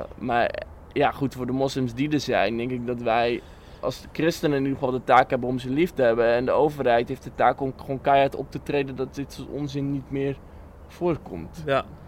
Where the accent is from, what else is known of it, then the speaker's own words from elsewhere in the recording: Bible Belt, Netherlands; ik ben ook opgegroeid in de Bijbelbelt